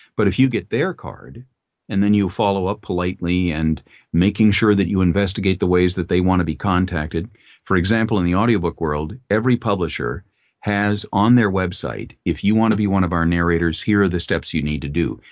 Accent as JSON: {"language": "English", "town": "Minneapolis", "region": "Minnesota", "country": "United States", "tie": "born or raised there", "said": "in the Twin Cities, where I grew up in Minnesota"}